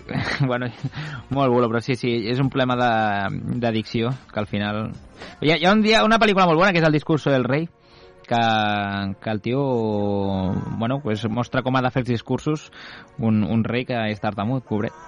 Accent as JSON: {"language": "Catalan", "area": "Vallès", "region": "Catalonia", "country": "Spain", "said": "Som el París del Vallès"}